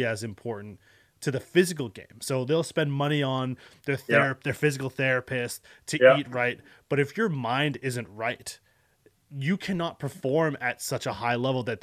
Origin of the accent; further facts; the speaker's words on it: Canada; as a Canadian